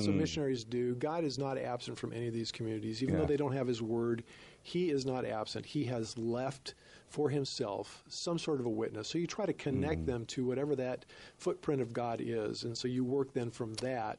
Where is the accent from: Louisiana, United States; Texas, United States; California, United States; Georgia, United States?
California, United States; Southern; moved away; we grew up in Southern California